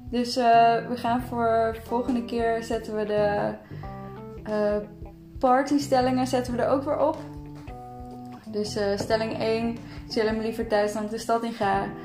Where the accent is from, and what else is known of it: Breda, North Brabant, Netherlands; now in Amsterdam, Netherlands